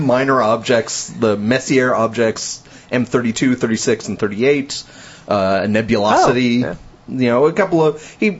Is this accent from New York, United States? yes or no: no; New Jersey, United States; now in Texas, United States; I'm from New Jersey.